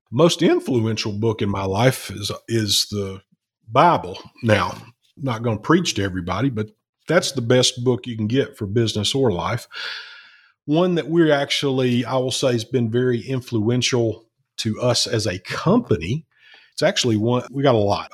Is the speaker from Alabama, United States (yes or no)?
yes; Alabama, United States; Alabama, which is where I'm